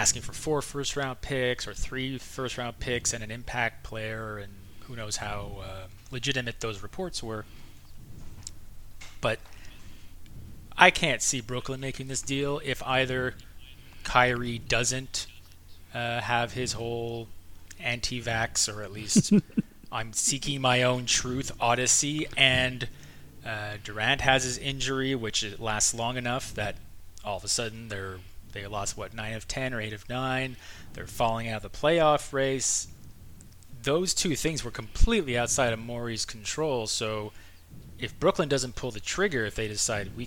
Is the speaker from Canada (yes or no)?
yes; Canada; I'm a Canadian